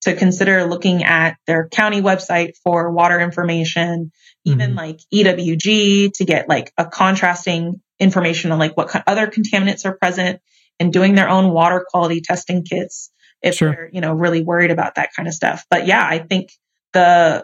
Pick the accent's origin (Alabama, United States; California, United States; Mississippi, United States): California, United States; moved away; also born or lived in Georgia; I'm from California, but I also lived in Georgia. I lived for high school